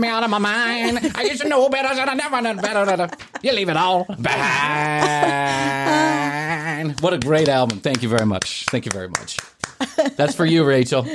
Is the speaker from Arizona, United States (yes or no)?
no; Chicago, Illinois, United States; moved away; also born or lived in Atlanta; when I was growing up in Chicago